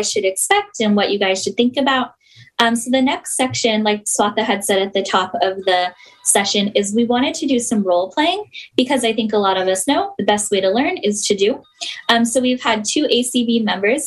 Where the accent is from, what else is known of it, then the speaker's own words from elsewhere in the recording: California, United States; moved away; I'm from California originally.